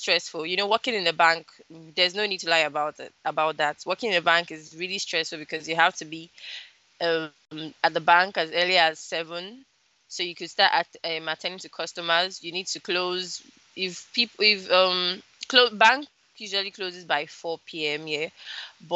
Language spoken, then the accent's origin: English; Lagos, Nigeria; also born or lived in Delta State, Nigeria / Kwara State, Nigeria; I was actually born in Delta State, but I wasn't brought up in Delta State. I was brought up in Lagos.